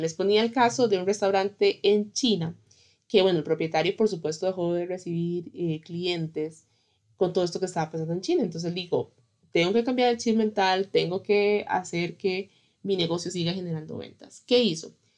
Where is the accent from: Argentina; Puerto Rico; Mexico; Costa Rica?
Costa Rica; en mi país, en Costa Rica